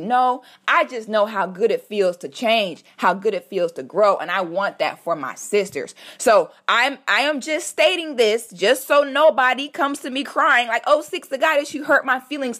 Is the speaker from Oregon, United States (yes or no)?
no; Orlando, Florida, United States; also born or lived in Philadelphia, Pennsylvania; We moved to Florida when I was about eight or nine years old, and I've been here ever since